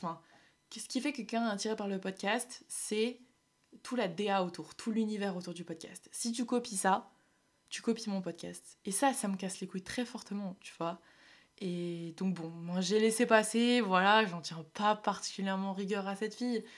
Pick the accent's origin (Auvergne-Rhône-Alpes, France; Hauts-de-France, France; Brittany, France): Hauts-de-France, France; Nord; je viens du Nord